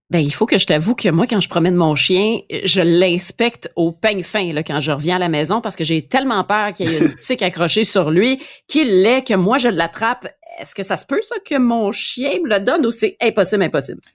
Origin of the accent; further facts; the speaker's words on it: Quebec, Canada; chez nous au Québec